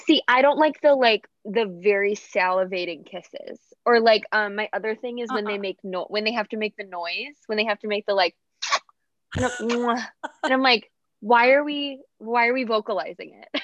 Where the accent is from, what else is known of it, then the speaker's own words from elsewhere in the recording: south of Chicago, Illinois, United States; now in Dallas, United States; I live in Dallas, but I'm from Chicago. Well, oh, okay. like south of Chicago.